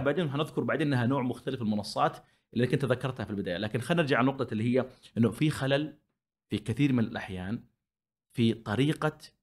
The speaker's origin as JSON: {"language": "Arabic", "country": "Saudi Arabia", "said": "عندنا في السعوديه بحكم احتكاكنا في السعوديه"}